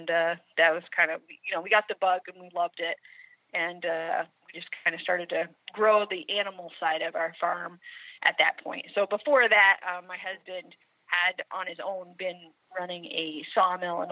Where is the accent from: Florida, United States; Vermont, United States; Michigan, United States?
Vermont, United States; Putney; I grew up here in Putney, which is a small town in southern Vermont.